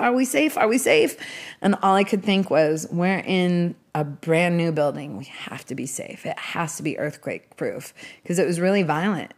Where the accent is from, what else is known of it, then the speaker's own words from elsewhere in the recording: Seattle, Washington, United States; I started out growing up in Seattle being obsessed with music when I was twelve years old